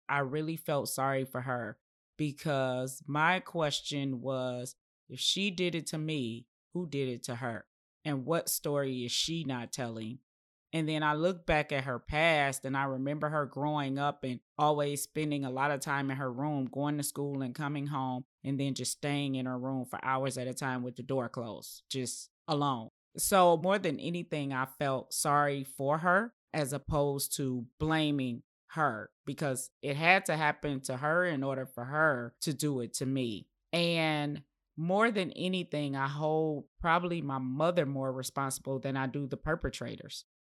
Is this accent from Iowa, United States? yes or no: no; Detroit, Michigan, United States; also born or lived in Chicago; my grandmother raised me up till about the age of nine, and then we relocated from Chicago to Detroit